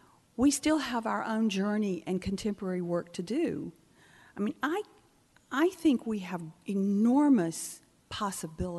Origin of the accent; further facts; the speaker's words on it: near Albany, Georgia, United States; moved away; also born or lived in Charleston, South Carolina; I remember being 13 when Martin Luther King Jr. marched near my hometown. He marched to Albany, Georgia, where I was born